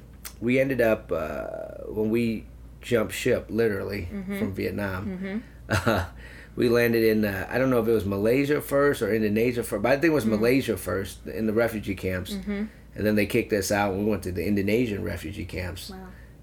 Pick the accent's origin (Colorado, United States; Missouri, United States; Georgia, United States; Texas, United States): Missouri, United States; St. Louis; I love St. Louis. You know, I've been here, I grew up here, we've been here since 1980, mm-hmm. and it's my town, my home, you know, and I love St. Louis.